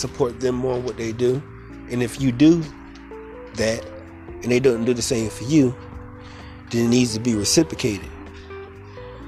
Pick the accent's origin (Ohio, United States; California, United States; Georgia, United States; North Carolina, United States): North Carolina, United States; Fayetteville; I'm a community activist in my hometown, which is Fayetteville, North Carolina.